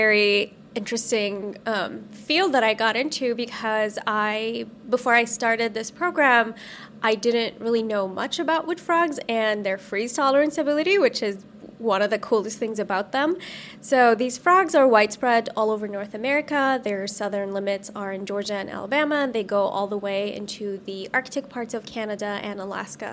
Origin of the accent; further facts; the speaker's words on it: Saudi Arabia; moved away as an adult; also born or lived in Los Angeles, United States; now in United States; I grew up in Saudi Arabia, and after I finished high school there